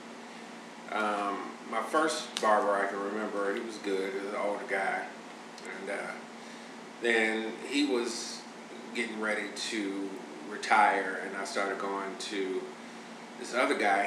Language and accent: English; Chicago, Illinois, United States; I'm originally from Chicago